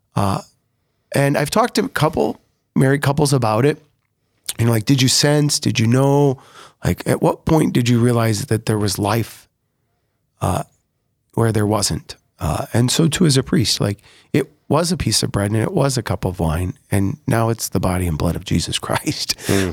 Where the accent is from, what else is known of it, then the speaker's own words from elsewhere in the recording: Sioux Falls, South Dakota, United States; also born or lived in Rome, Italy; I was born in Sioux Falls, yeah. but we didn't quite live in Sioux Falls when I was born. Um, grew up right here in this neighborhood of the cathedral